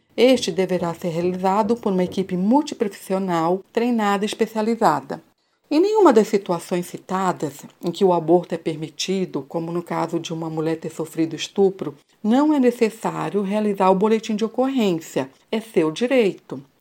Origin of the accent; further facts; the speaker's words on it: São Miguel Paulista, São Paulo, Brazil; eu sou de São Miguel Paulista